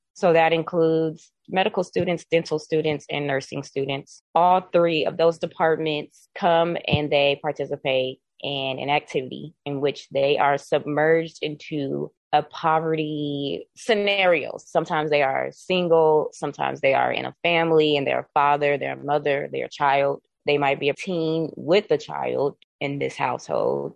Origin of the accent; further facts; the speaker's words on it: North Las Vegas, Nevada, United States; I'm born and raised in Las Vegas, specifically North Las Vegas